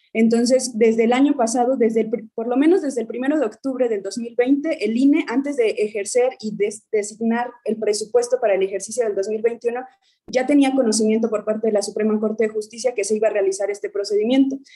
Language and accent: Spanish; Guerrero, Mexico; Yo soy de Guerrero y el otro compañero también promovente, Omar, somos de Guerrero